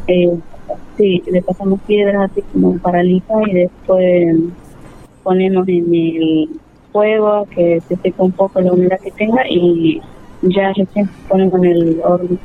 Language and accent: Spanish; Tartagal, Salta, Argentina; soy de Tartagal, kilómetro 6. Eh, yo pertenezco al pueblo originario Huichi